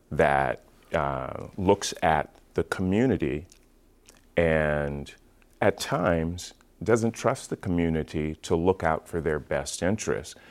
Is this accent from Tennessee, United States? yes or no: no; Seattle, Washington, United States; also born or lived in Portland; I grew up in Seattle, Washington, born and raised there